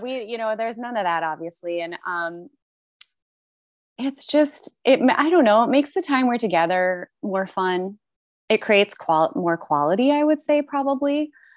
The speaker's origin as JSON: {"language": "English", "country": "United States", "also_born_or_lived": "Toronto, Canada", "lives_now": "Seattle, United States", "said": "I'm American"}